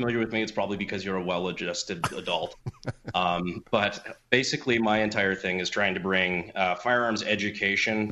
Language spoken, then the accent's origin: English; Fayetteville, North Carolina, United States; I grew up in Fayetteville, North Carolina, kind of on Fort Bragg